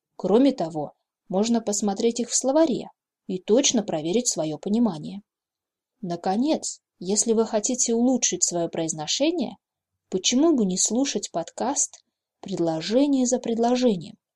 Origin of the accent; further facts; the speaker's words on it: Novosibirsk, Novosibirsk Oblast, Russia; я коренная сибирячка, родилась здесь и выросла